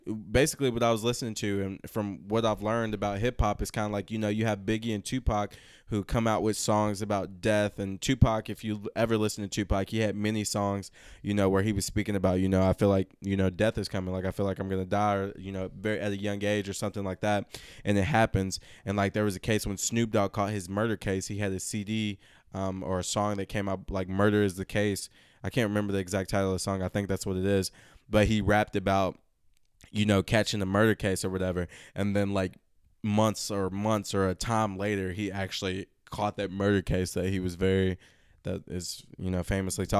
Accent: Lexington, Kentucky, United States; we're from Lexington, Kentucky, a town that's looked down upon

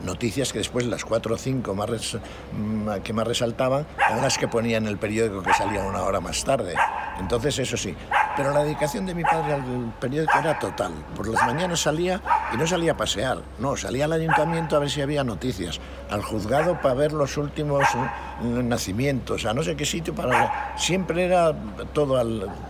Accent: Astorga, Castile and León, Spain; moved away as an adult; salí de Astorga con 18 años

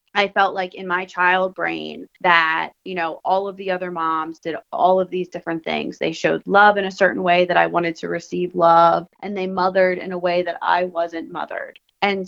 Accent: Philadelphia, Pennsylvania, United States; I'm a girl from Philly

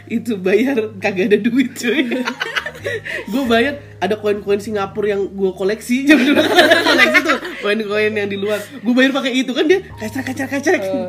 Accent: Salatiga, Central Java, Indonesia; kita dari kota kecil ya, yang sebenarnya tuh lingkupnya itu-itu aja.

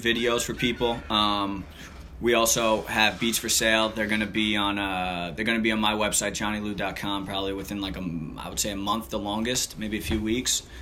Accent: Long Beach, California, United States; I'm from Long Beach

